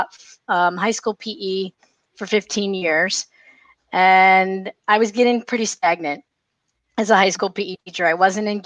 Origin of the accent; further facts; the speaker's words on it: Arizona, United States; also born or lived in Ohio; born and raised in Arizona. I did go to high school here in Arizona